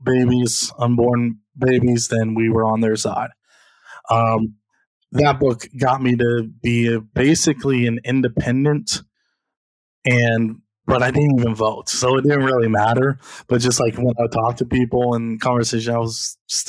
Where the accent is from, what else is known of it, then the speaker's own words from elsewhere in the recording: Columbus, Ohio, United States; I was born in Columbus, Ohio